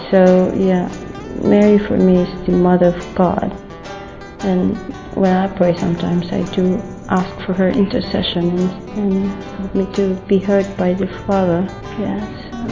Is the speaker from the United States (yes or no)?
no; Philippines; I'm from the Philippines.